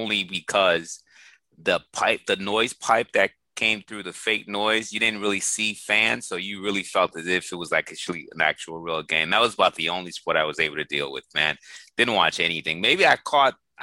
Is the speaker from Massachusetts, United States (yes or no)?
yes; Boston, Massachusetts, United States; the years that I was growing up in Boston